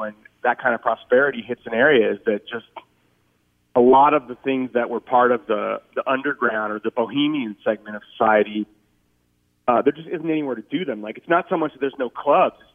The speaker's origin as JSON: {"language": "English", "town": "Oakland", "region": "California", "country": "United States", "tie": "born or raised there", "also_born_or_lived": "Boston", "said": "I grew up in Oakland."}